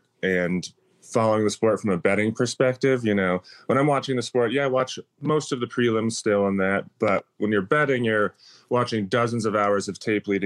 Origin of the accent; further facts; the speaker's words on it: Minnesota, United States; moved away as an adult; now in Las Vegas, United States; I come from Minnesota, where people are, I guess, a bit extra nice.